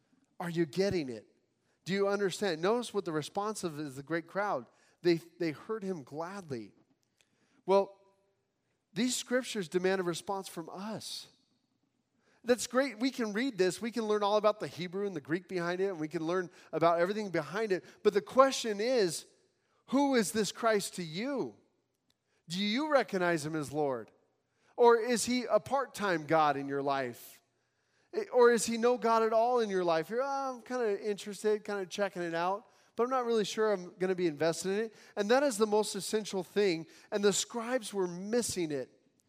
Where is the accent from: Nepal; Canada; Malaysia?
Nepal; now in United States; I came from Nepal, seeing Hinduism and, you know, firsthand.